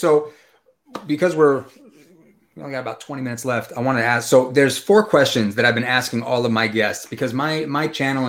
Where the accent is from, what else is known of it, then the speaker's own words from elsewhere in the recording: West Coast, United States; moved away as an adult; also born or lived in North Carolina; So I grew up out on the West Coast, and in 2007, I moved to North Carolina. And before I went to North Carolina, I spent some time in Georgia and in South Carolina and in Virginia.